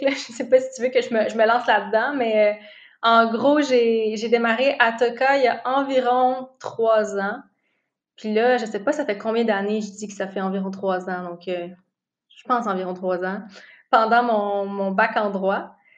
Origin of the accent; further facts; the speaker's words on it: Gatineau, Quebec, Canada; now in Montreal, Canada; Je viens, en fait, je viens de Gatineau